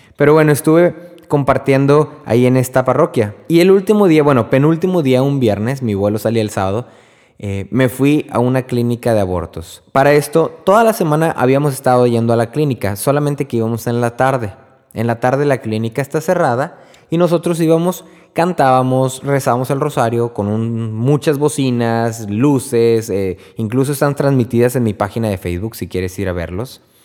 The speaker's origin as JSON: {"language": "Spanish", "region": "Texas", "country": "United States", "said": "yo soy de Texas"}